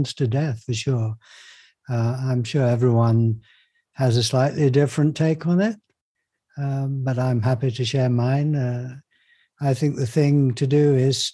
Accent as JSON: {"language": "English", "region": "Yorkshire and the Humber", "country": "United Kingdom", "tie": "born or raised there", "said": "I was brought up in Yorkshire"}